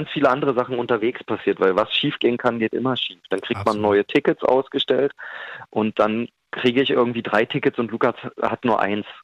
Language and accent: German; Berlin, Germany; born there; Naja, ich bin hier geboren. Ich, ich habe da die Liebe für Berlin eh im Herzen.